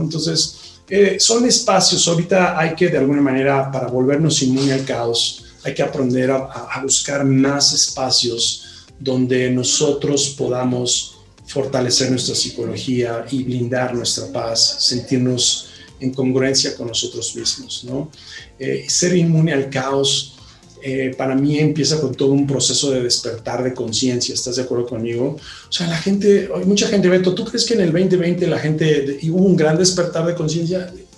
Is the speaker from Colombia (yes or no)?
no; Mexico; los 120 millones de personas que vivimos en él